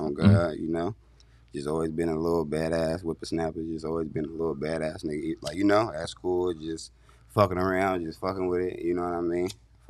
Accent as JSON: {"language": "English", "town": "San Diego", "region": "California", "country": "United States", "tie": "born or raised there", "said": "I'm from Skyline, California, you know, but shit, I pretty much grew up, like, down there, everywhere in the Southeast, for real."}